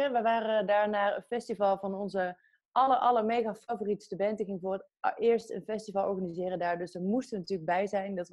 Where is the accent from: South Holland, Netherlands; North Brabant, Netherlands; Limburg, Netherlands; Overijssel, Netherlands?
North Brabant, Netherlands; Breda; now in Utrecht, Netherlands; Ik ben opgegroeid in Brabant.